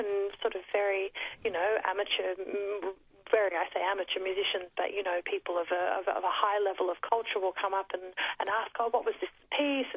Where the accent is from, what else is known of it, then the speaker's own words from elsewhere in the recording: Australia; being Australian